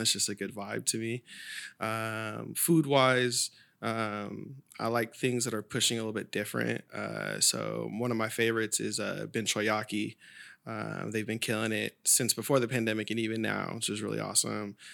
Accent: Sacramento, California, United States; growing up in Oak Grove

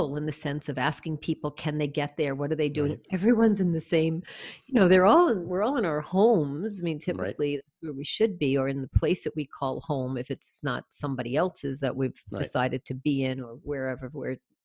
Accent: United States; I'm from the States

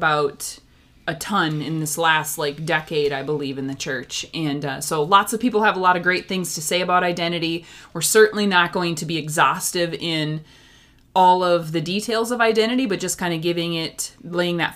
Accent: Minnesota, United States; accent: Minnesotan; I grew up in Minnesota

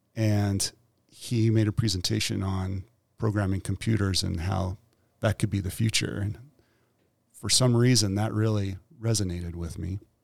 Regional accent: Weiser, Idaho, United States; My mom worked at the local grocery store in Weezer.

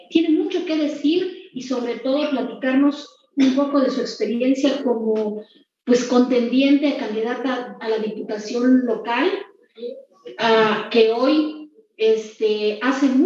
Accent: Juncaná, Chiapas, Mexico; Soy oriunda de Juncaná, del municipio de La Trinitaria, Chiapas. También es un lugar que tiene mucha historia, que tiene mucha cultura. Soy hija de, una mujer campesina.

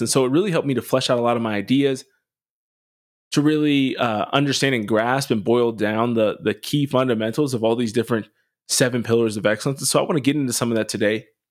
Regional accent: Harrisburg, Pennsylvania, United States; where I grew up in Harrisburg, we didn't have great public schools.

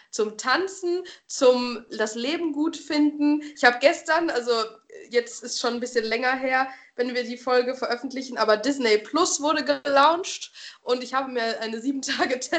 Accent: North Rhine-Westphalia, Germany; also ich komme jetzt aus Westfalen, denen wird das auch mega nachgesagt, dass alle immer so einen Stock im Arsch haben

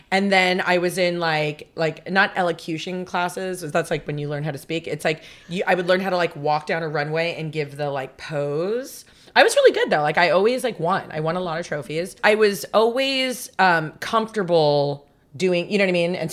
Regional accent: Long Island, New York, United States; also born or lived in Las Vegas; I was born in Long Island, New York. And then uh, I lived there till I was, well, actually, there was a little hiatus where we moved to Vegas for like three years.

